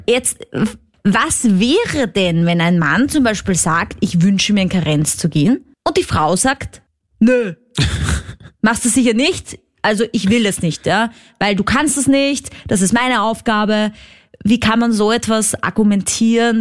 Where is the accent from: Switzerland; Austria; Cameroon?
Austria; accent: Austrian dialect; ein österreichischer Podcast, falls du das an meinem Dialekt erkannt hast